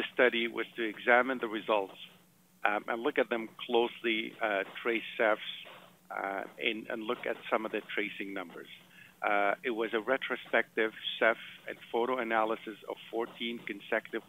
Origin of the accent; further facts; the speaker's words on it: Montreal, Quebec, Canada; moved away; I'm originally from Montreal.